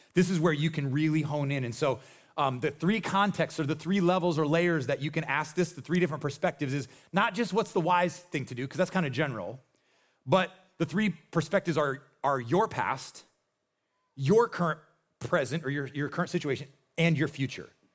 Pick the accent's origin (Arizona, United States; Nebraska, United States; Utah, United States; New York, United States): Nebraska, United States; I am from Nebraska.